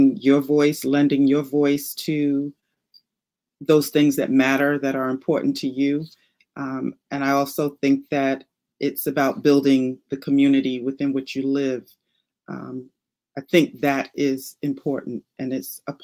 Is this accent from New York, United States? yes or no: yes; New York City, New York, United States; moved away as an adult; now in Maryland, United States; when I first moved here to Maryland, because I'm from Brooklyn, New York